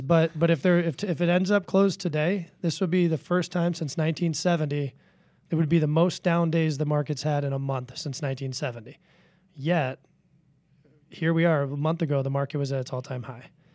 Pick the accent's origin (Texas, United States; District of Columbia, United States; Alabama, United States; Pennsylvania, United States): District of Columbia, United States; Washington; I grew up in Washington, D C. I grew up around politics